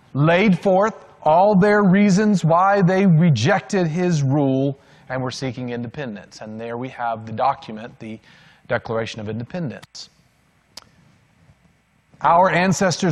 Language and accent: English; Macon, Georgia, United States; also born or lived in North Beach, Maryland / Washington, D.C. suburb; I was not born in Georgia